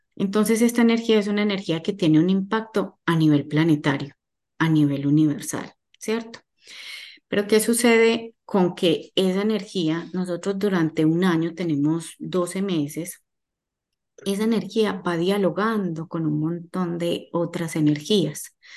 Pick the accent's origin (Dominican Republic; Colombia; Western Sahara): Colombia; Medellín, Antioquia; moved away as an adult; now in Miami, United States; Soy colombiana, nací en Medellín, eh, hace 15 años estoy radicada en la ciudad de Miami